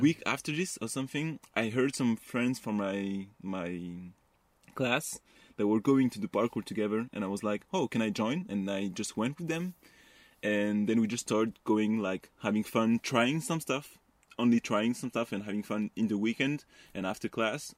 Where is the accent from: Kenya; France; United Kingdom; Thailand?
France; west suburbs of Paris, Île-de-France; I was, like, really close to Paris, uh, in, in the close suburb, but in the west part of Paris